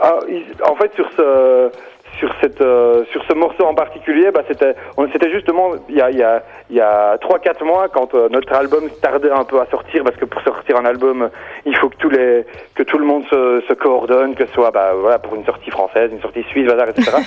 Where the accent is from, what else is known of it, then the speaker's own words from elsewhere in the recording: Belgium; on est belge